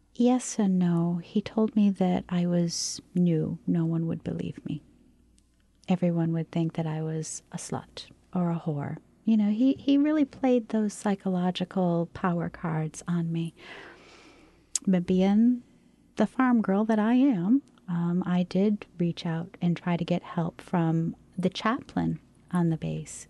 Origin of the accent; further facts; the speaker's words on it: Maine, United States; moved away as an adult; I came from Maine